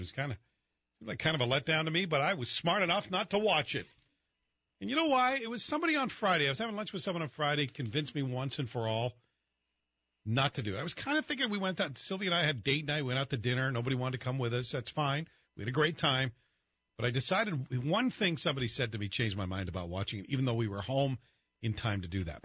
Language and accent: English; Scotland, United Kingdom; moved away; even though I was growing up in Scotland